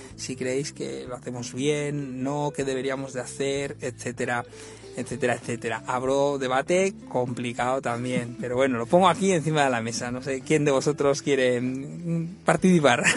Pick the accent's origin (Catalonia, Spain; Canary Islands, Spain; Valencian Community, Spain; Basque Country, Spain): Catalonia, Spain; Badalona; mi tierra, en Badalona